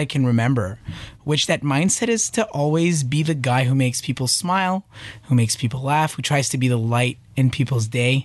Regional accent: Montreal, Quebec, Canada; moved away as an adult; now in Toronto, Canada; Born and raised in Montreal

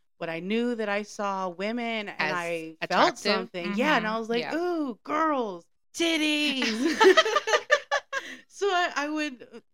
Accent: Jamaica; I was also young, but I'm also Jamaican

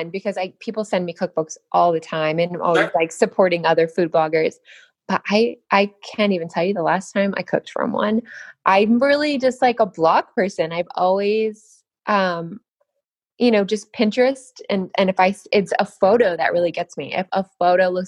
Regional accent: Boulder City, Nevada, United States; Nevada, actually. All small, right. Yeah, Boulder City, Nevada. Which, if you know where the Hoover Dam is, it's it's kind of that city that sits right there on the Hoover Dam.

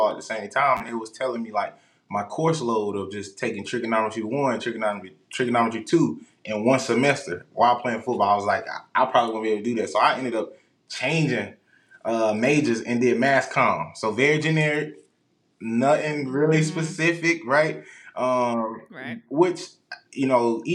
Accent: Rock Hill, South Carolina, United States; now in Houston, United States; I'm from Rock Hill, South Carolina

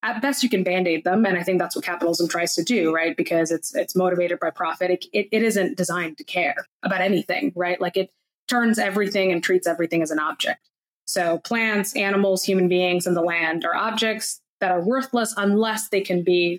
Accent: India; I was born in India

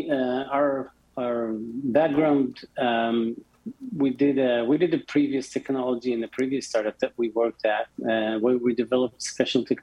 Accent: Tel Aviv, Tel Aviv District, Israel; Um, so, as I mentioned before, we're from Tel Aviv. 32 North is the latitude of uh, Tel Aviv

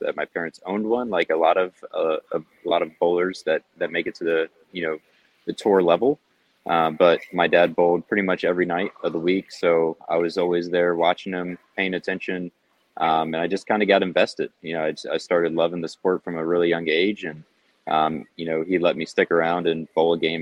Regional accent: Springfield, Ohio, United States; I grew up in Springfield, pretty small town

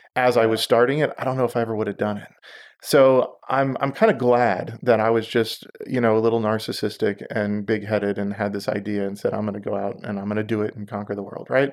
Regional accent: Houston, Texas, United States; also born or lived in Israel; I grew up in Houston

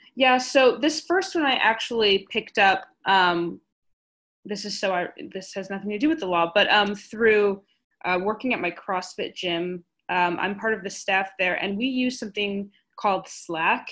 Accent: Chicago, Illinois, United States; I am from Chicago and I've met my boss in Chicago

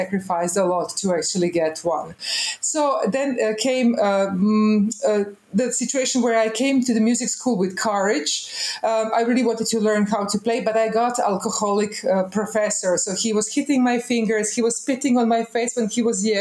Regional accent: Osijek, Osijek-Baranja County, Croatia; I was born in Osijek. That is one little town in Croatia. Now it used to be ex-Yugoslavia. There I went to kindergarten

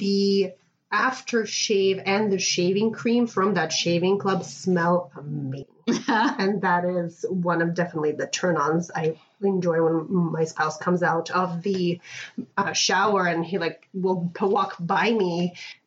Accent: Russia; moved away; I am originally from Russia

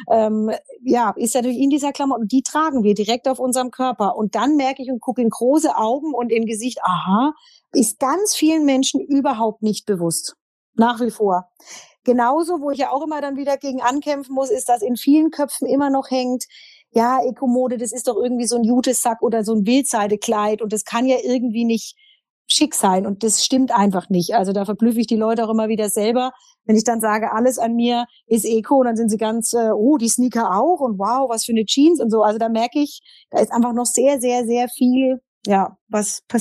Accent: Berlin, Germany; ich komme aus Berlin, bin Modedesignerin und Textildesignerin

